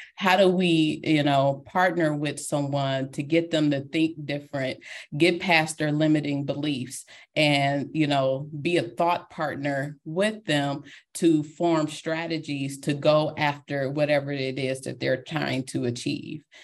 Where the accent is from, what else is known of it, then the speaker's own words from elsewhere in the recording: Detroit, Michigan, United States; I am a girl from Detroit, Michigan, and that will always be part of me